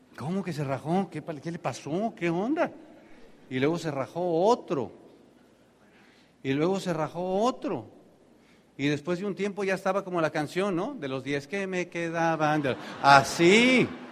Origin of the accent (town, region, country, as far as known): Tenancingo, State of Mexico, Mexico; born or raised there; moved away